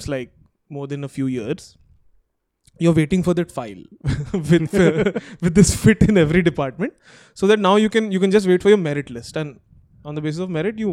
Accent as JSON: {"language": "English", "town": "Hyderabad", "region": "Telangana", "country": "India", "tie": "born or raised there", "said": "we grew up in Hyderabad"}